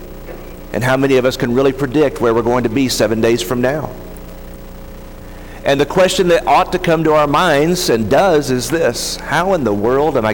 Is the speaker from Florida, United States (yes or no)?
no; near Dallas, Texas, United States; When I was a kid, I grew up near Dallas